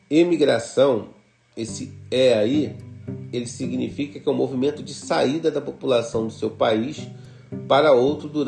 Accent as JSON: {"language": "Portuguese", "country": "Brazil", "said": "Por exemplo, eu tô, sou brasileiro."}